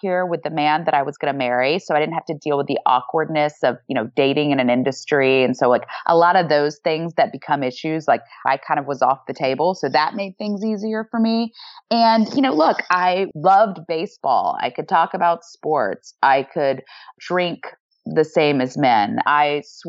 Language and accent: English; the South, United States; moved away; I grew up in the South